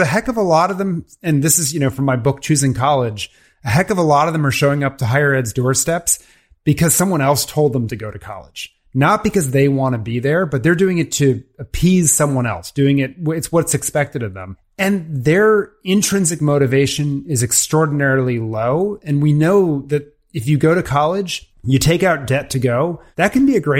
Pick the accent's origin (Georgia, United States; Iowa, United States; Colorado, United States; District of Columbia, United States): District of Columbia, United States; Washington; I grew up in the Washington DC area